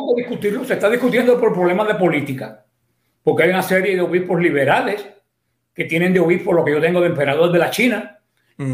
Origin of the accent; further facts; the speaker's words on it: Mariel, Artemisa, Cuba; moved away as an adult; now in Miami, United States; yo soy cubano, definitivamente. Nací en la parroquia del Mariel, diócesis de Pinal del Río, un pueblo cercano a, La Habana. Mm. Y ahí, bueno, se desarrolló mi, mi, vida hasta que, pues, vine para acá, para Estados, Estados Unidos